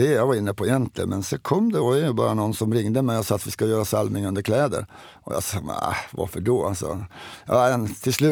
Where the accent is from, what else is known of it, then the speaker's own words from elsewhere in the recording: Sweden; Men det är, det är svårt att säga, jag är same också.